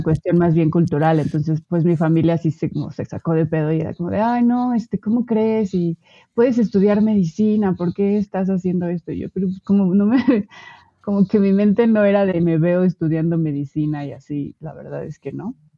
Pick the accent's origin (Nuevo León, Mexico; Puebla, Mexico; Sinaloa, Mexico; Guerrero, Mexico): Puebla, Mexico; moved away as an adult; now in Mexico City, Mexico; yo nací en el EF, ahora actualmente Ciudad de México. Este, y estuve, estuve aquí por ocho años más o menos y después me mudé a Puebla. Este, y en Puebla pasé